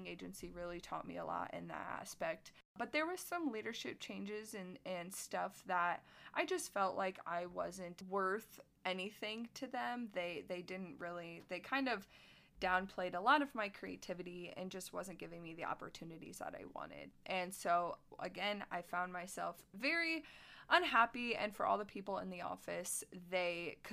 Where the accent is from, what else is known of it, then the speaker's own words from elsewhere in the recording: Plymouth, Indiana, United States; moved away as an adult; my hometown of Plymouth, Indiana, which is about 2 hours north of Indianapolis